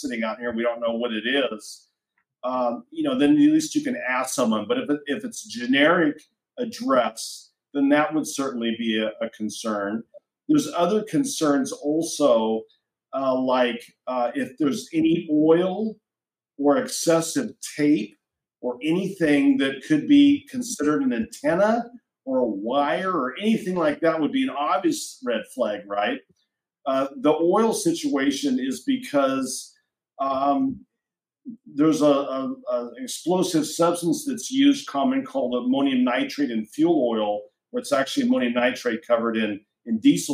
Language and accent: English; Oregon, United States; in Oregon, in my home state